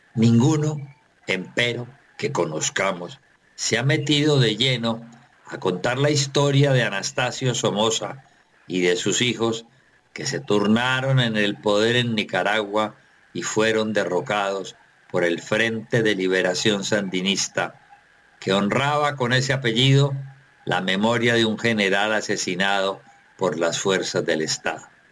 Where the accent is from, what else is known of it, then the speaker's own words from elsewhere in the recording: Colombia; como colombiano